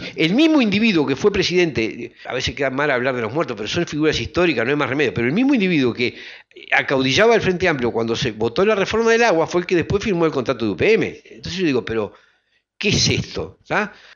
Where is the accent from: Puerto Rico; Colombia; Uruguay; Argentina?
Uruguay; como colectividad humana que somos los uruguayos